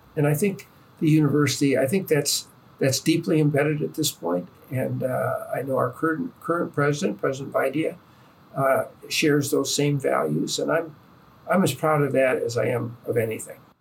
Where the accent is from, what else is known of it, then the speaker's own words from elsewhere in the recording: East Lansing, Michigan, United States; moved away; I grew up in East Lansing in the shadow of Michigan State